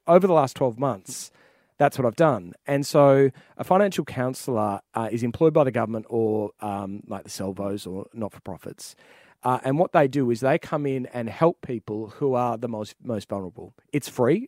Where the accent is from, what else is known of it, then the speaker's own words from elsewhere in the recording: Ouyen, Victoria, Australia; I was born in Oyin, uh, in the Mallee